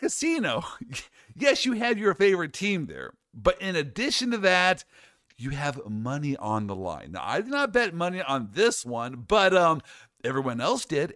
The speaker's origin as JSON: {"language": "English", "region": "Midwest", "country": "United States", "said": "I'm from the Midwest."}